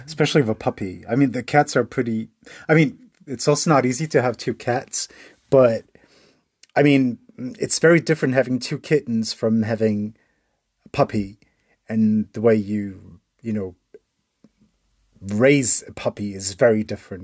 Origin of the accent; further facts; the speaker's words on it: United States; moved away as an adult; also born or lived in Portugal; now in Germany; I grew up in the United States